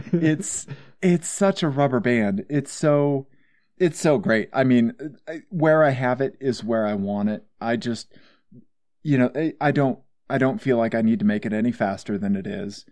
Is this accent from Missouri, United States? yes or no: yes; Missouri, United States; I'm from Missouri